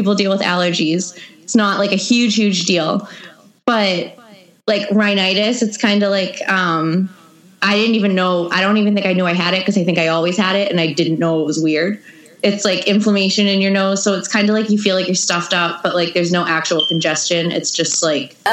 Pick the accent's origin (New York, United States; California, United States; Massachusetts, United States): Massachusetts, United States; Melrose; also born or lived in Wilmington, Massachusetts; I am from outside of Boston. I grew up in Melrose and I live in Wilmington now